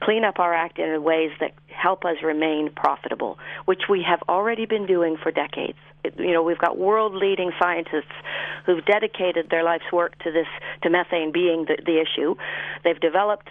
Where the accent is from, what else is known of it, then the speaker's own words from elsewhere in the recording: Canada; moved away as an adult; now in New Zealand; I grew up farming in Canada